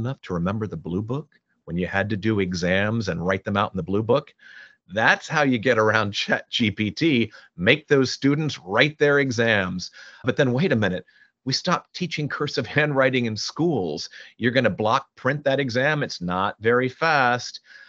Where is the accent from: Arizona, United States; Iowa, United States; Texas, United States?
Texas, United States; Houston; you know, I grew up in Houston. My dad was with NASA